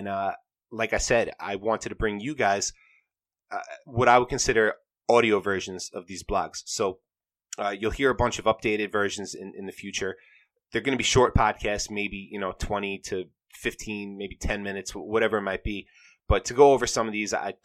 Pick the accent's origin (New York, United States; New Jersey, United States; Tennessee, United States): New York, United States; I'm from New York